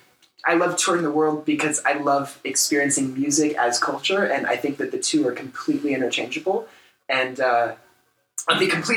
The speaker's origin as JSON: {"language": "English", "country": "United States", "said": "as three American dudes sitting here"}